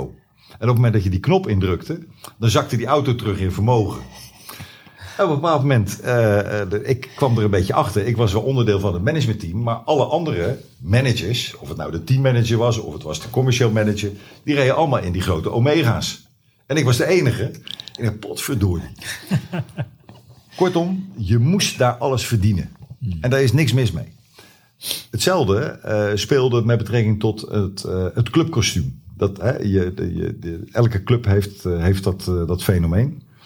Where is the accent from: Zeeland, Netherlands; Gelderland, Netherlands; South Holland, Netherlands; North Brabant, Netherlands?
South Holland, Netherlands; Zwijndrecht; ik ben opgegroeid in Zwijndrecht